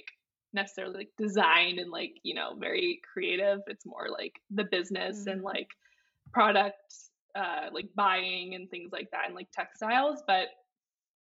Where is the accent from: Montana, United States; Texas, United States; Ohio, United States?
Ohio, United States; moved away as an adult; now in Chicago, United States; I'm originally from Ohio